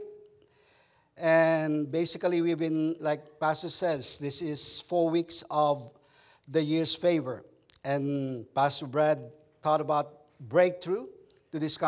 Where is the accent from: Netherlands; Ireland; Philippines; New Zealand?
Philippines; English is a second language; now in Texas, United States; as a Filipino cowboy, that's how we do it in Texas.